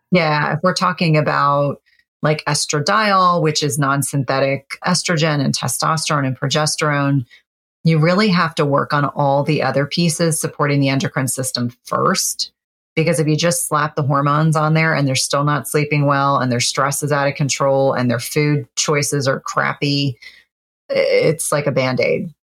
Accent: New Jersey, United States; I grew up in New Jersey

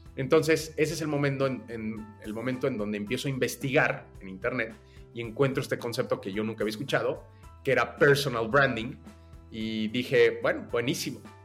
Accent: Mexico City, Mexico; Yo nací en la Ciudad de México eh, y desde muy joven empecé a trabajar

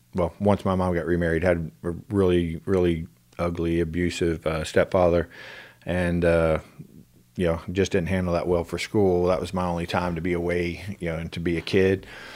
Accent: Houston, Texas, United States; Well, I was born in Houston, and lived in...

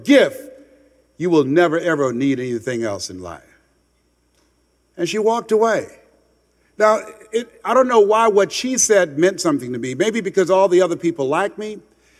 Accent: Miami, Florida, United States; moved away as an adult; also born or lived in Columbus, Ohio; went back to Miami, Florida, where I was born and raised in Liberty City in Overtown

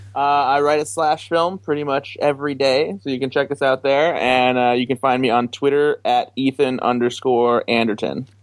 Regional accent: Midwest, United States; I'm from the Midwest

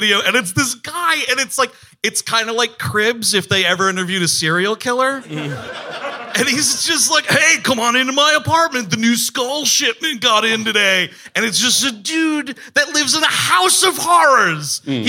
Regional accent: Parsippany, New Jersey, United States; born there; Yeah, I was born in Parsippany, New Jersey.

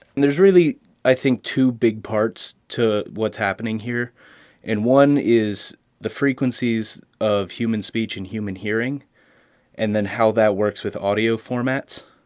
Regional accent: Harrisburg, Pennsylvania, United States; I'm from Harrisburg, Pennsylvania

